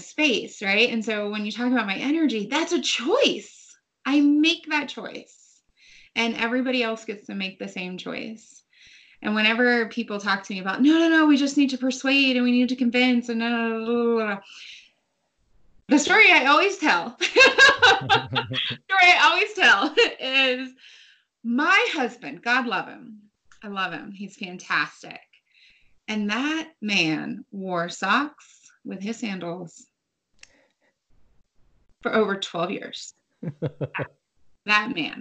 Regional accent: United States; I was born in the United States

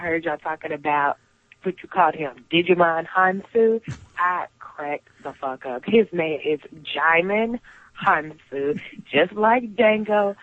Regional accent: Birmingham, Alabama, United States; my hometown, Birmingham

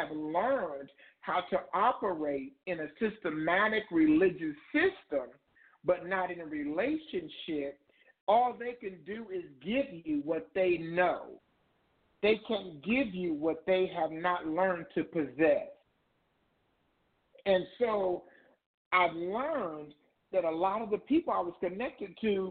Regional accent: Indiana, United States; moved away as an adult; now in Ohio, United States; I'm originally from Indiana. I moved from Indiana to Ohio

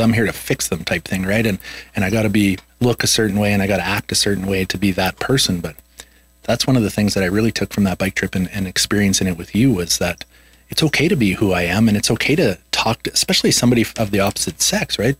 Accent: Swift Current, Saskatchewan, Canada; we were in my hometown in swift current saskatchewan

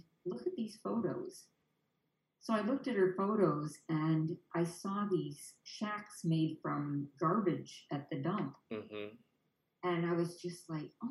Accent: Canada; now in Naples, United States; I didn't speak another language other than Canadian because I was born in Canada.

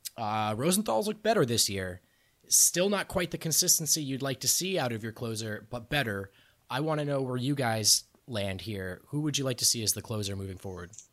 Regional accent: New Jersey, United States; I grew up in New Jersey

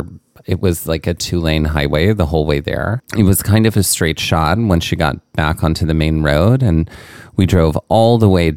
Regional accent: Mississippi, United States; moved away; growing up in Mississippi.

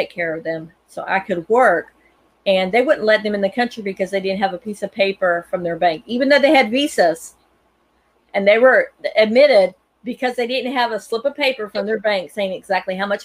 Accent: North Carolina, United States; And I'm here in North Carolina. I was born in North Carolina

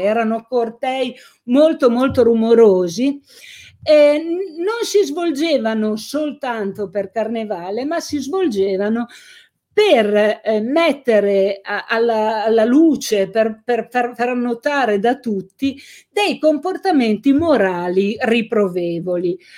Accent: Carbonara Scrivia, Piedmont, Italy; Carbonara, che era il mio paese, negli anni Ottanta

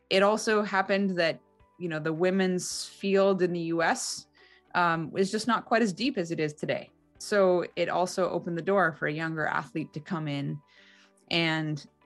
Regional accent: Salt Lake City, Utah, United States; born there; Well, I was born in Salt Lake City. My mom was going to law school at the University of Utah. So it felt kind of cool to be going to my first Olympics in my birthplace.

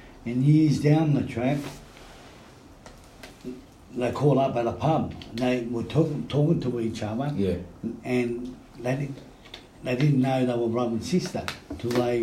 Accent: Australia; I was born in Australia

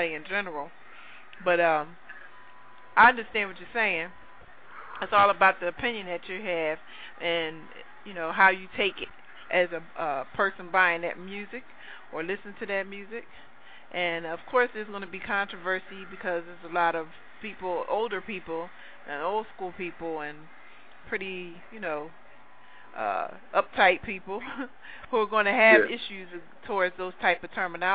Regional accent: Philadelphia, Pennsylvania, United States; I'm from Philly

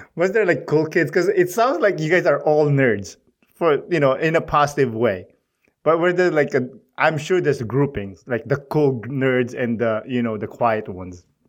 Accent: Philippines; now in Canada; I'm proud of being Filipino.

